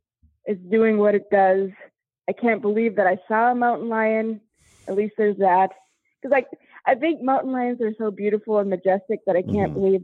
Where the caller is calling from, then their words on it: Fargo, North Dakota, United States; From Fargo. Fargo.